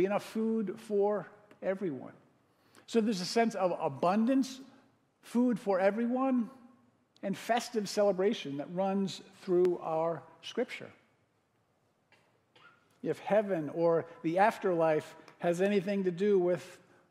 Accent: Connecticut, United States; now in Madison, United States; I grew up in Connecticut

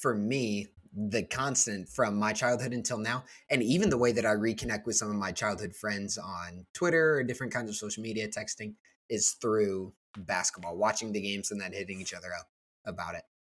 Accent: Northwest Indiana, United States; I grew up in Northwest Indiana.

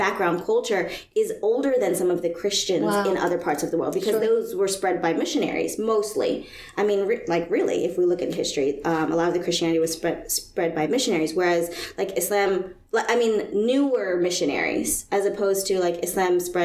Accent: United States; I'm of Asian descent, but I'm American Muslim.

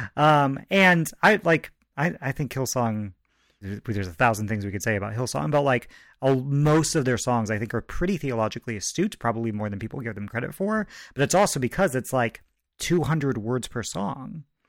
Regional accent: Goshen, Indiana, United States; I grew up in Goshen, Indiana

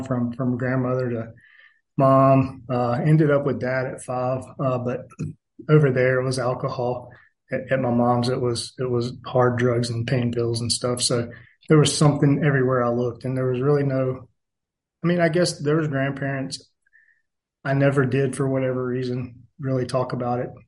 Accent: Atlanta, Georgia, United States; I was born in South Atlanta.

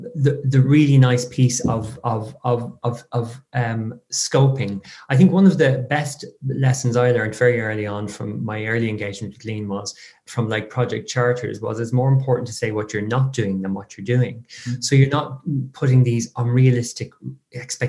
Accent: Ireland; I tend to waffle on being very Irish.

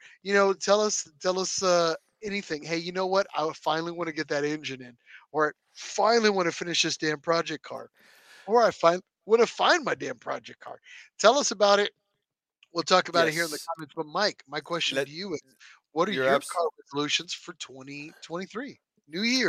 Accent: Canada; People think I'm slow because I'm from Canada, eh?

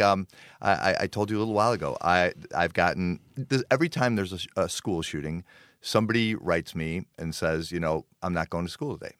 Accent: Park Ridge, Illinois, United States; I grew up in Park Ridge.

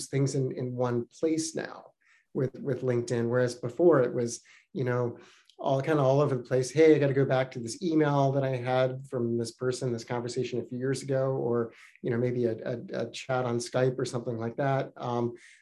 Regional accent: California, United States; moved away as an adult; also born or lived in Beijing, China; now in New Hampshire, United States; I'm from California

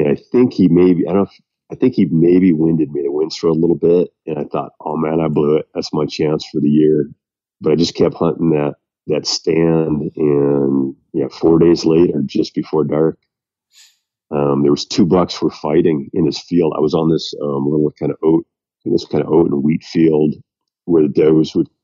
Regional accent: central Wisconsin, United States; now in Colorado, United States; Wisconsin, my hometown area, kind of central Wisconsin

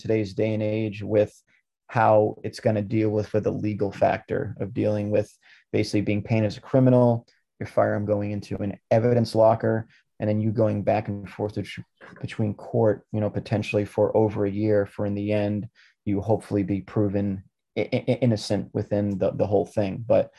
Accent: Lynn, Massachusetts, United States; born there; And there was a General Electric plant in the city that I was born in Lynn, Massachusetts.

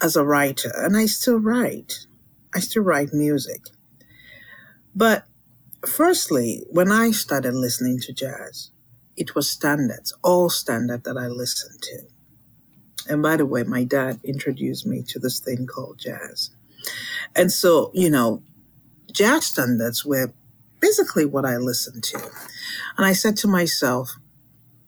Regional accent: Lagos, Nigeria; also born or lived in London, England; now in United States; I was born in Lagos, which is, that's the Yoruba land. I do speak Yoruba. I do speak a little bit of Igbo, just a little bit. I grew up in Lagos

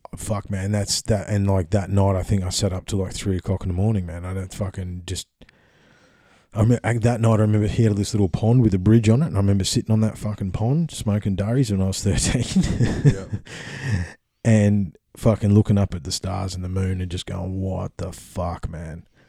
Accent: Australia; we're Australian

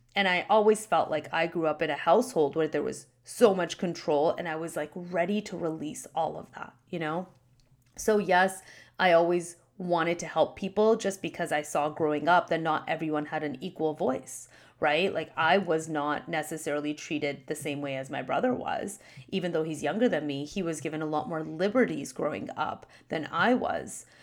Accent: Canada; My parents immigrated to Canada before I was born. They got married here and I was born in Canada

